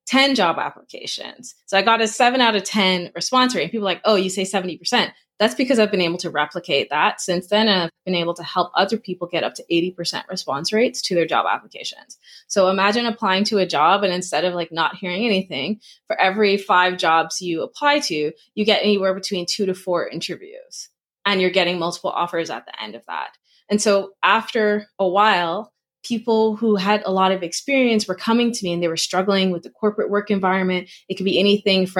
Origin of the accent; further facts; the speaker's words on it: Bahamas; moved away as an adult; now in Toronto, Canada; I am from the Bahamas. I live between the Bahamas and Toronto, Canada